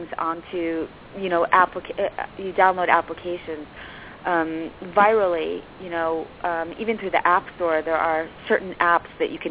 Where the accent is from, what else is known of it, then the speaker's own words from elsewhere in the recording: Chicago, Illinois, United States; moved away as an adult; also born or lived in Tokyo, Japan / London, United Kingdom / Los Angeles, United States; I'm originally from Chicago.